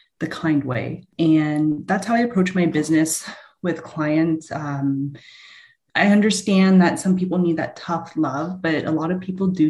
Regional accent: London, Ontario, Canada; I grew up in London, Ontario, background Filipino

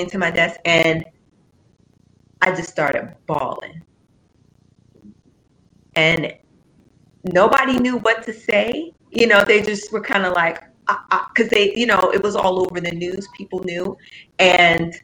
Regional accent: St. Louis, Missouri, United States; we're from the Lou and we're proud

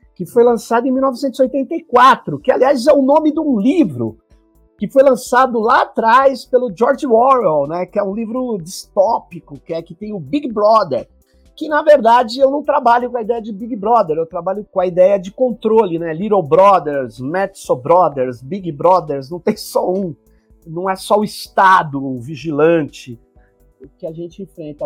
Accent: São Paulo, Brazil; Sou de São Paulo

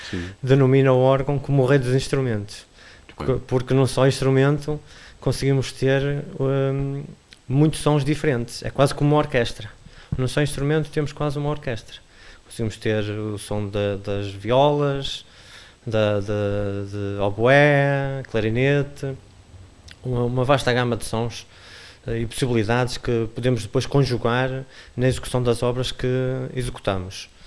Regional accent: Lixa, Norte, Portugal; also born or lived in Porto / Lisbon; sou natural da Lixa. Natural da Lixa.

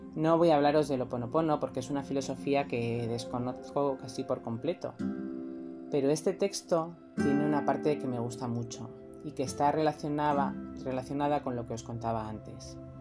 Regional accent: Almería, Andalusia, Spain; vengo de Almería

